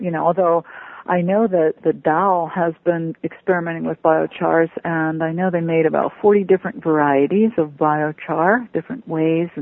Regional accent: just north of Pittsburgh, Pennsylvania, United States; I grew up in Pennsylvania too. I was just north of Pittsburgh

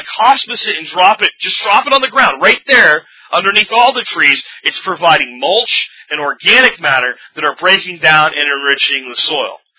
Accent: Pennsylvania, United States; also born or lived in Jacksonville, Florida; now in Arlington, United States; little town I grew up in in Pennsylvania, and when I grew up in Jacksonville, Florida, when I was even younger

